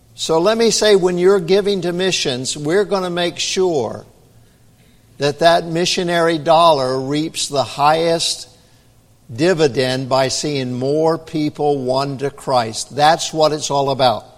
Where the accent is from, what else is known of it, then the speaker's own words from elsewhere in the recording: United States; We're from America